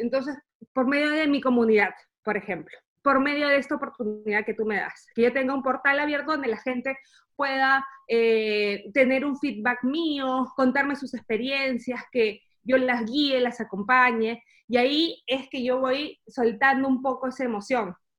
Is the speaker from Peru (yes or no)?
yes; Peru; moved away as an adult; now in Germany; soy peruana y vivo actualmente en Alemania hace dos años